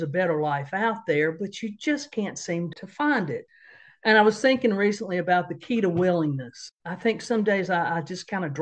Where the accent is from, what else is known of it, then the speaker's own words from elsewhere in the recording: Johnson City, Tennessee, United States; moved away as an adult; now in Raleigh, United States; I grew up in Johnson City, Tennessee